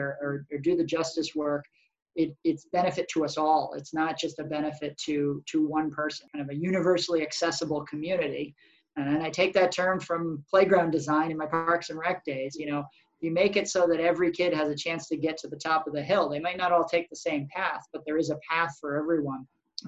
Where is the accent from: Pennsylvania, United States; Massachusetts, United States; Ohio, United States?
Massachusetts, United States; Massachusetts North Shore, United States; moved away as an adult; also born or lived in Vermont; now in Burlington, United States; I was born in Vermont, but grew up down in Massachusetts, actually, on the North Shore